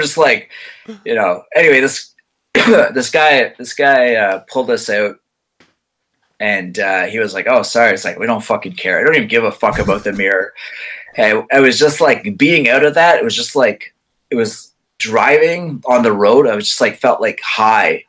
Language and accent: English; Quebec, Canada; I'm English, but I actually grew up in the Quebec side